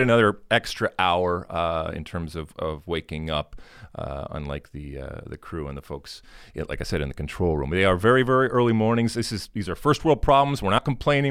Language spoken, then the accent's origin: English; United States; we, as an American soccer playing, uh, nation